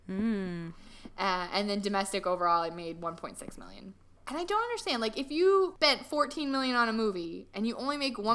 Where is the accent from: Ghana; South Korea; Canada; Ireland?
Ireland; I am it. Irish. I'm just an Irish girl.